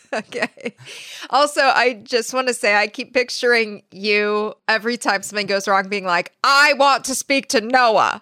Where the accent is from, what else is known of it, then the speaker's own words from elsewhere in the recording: California, United States; we're from California